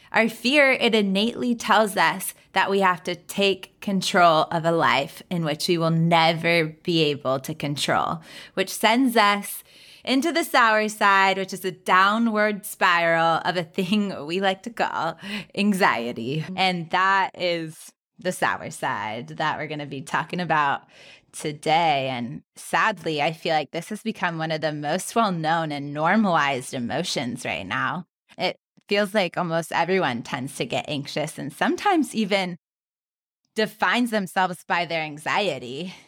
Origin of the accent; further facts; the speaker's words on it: California, United States; growing up in California, there was rattlesnakes